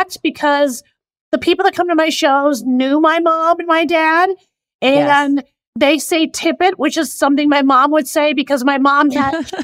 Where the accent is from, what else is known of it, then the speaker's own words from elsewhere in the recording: Oak Park, Illinois, United States; moved away; also born or lived in Chicago; I'm from Chicago